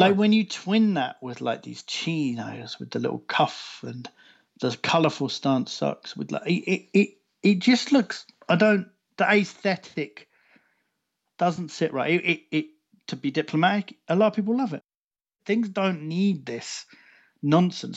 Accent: United Kingdom; being a Brit

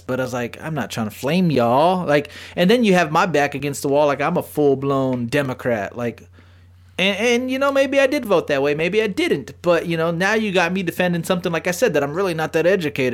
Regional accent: San Antonio, Texas, United States; I'm from San Antonio

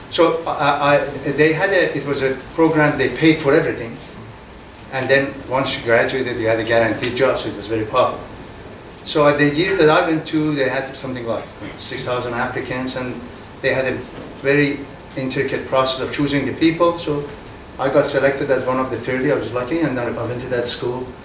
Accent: Mashhad, Razavi Khorasan, Iran; moved away as an adult; now in United States; I was born in Iran, in the northeastern part of the country. Uh, my father was a university professor, and we were four brothers. I was the oldest one. Uh, I went to elementary school there and uh, high school until grade 10.

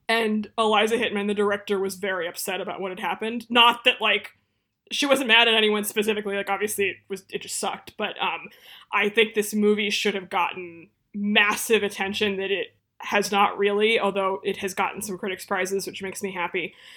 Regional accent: Boston, Massachusetts, United States; moved away; also born or lived in New York; I am from the Boston area

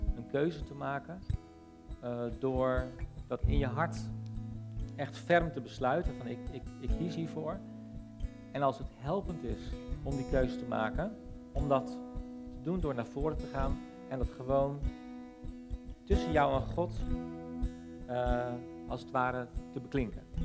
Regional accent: Netherlands

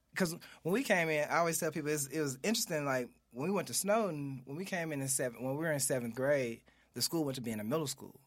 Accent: Memphis, Tennessee, United States; growing up in South Memphis

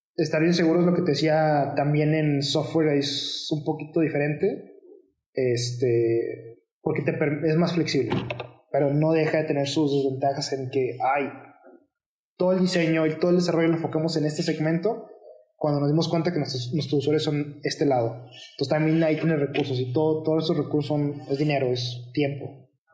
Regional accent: Mexico; dos de los miembros somos mexicanos

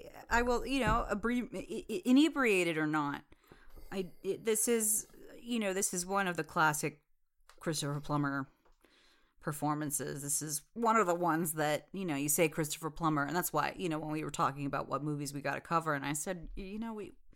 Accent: India; I can call him Rudy because I'm Indian

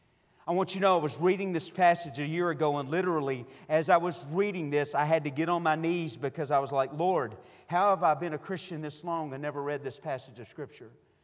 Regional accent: Rusk, Texas, United States; moved away; I am from Rusk, Texas.

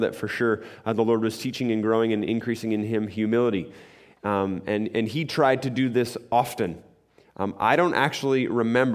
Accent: Muskoka, Ontario, Canada; I grew up in Muskoka, and we heated our house by a wood stove

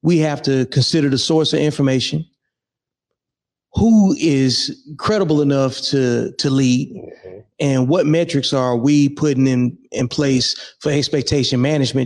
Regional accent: Birmingham, Alabama, United States; moved away as an adult; Originally, I'm from Birmingham, Alabama. Yep. I left home in like 99, joined the Army

